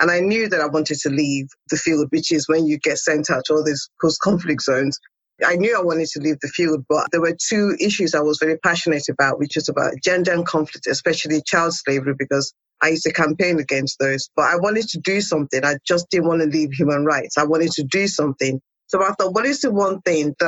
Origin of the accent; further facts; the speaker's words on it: Nigeria; moved away; also born or lived in England; born in Nigeria, and then I was sent to boarding school in England, and I kind of stayed.